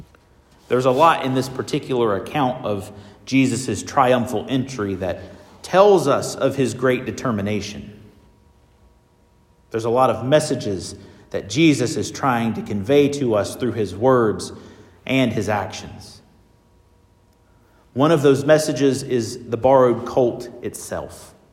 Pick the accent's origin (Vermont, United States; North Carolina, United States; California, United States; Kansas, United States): North Carolina, United States; The congregation where I was raised in North Carolina is called Bethpage.